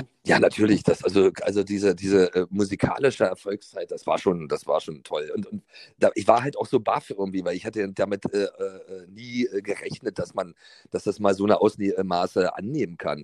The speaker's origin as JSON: {"language": "German", "region": "East Germany", "country": "Germany", "tie": "born or raised there", "said": "Ich bin ja ohne Telefon im Osten groß geworden"}